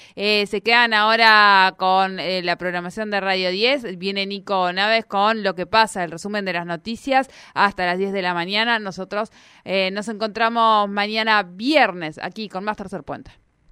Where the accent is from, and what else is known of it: Argentina